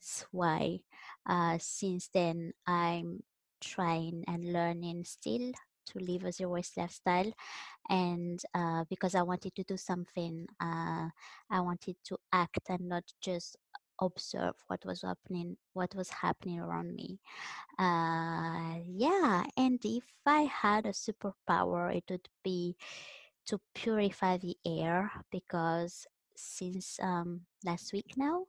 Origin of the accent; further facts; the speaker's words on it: Madagascar; now in Vancouver, Canada; I'm from Madagascar and now I'm based in Vancouver, Canada.